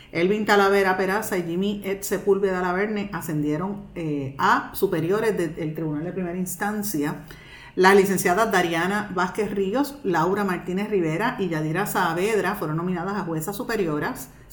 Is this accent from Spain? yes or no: no; Guaynabo, Puerto Rico; mi pueblo de Guaynabo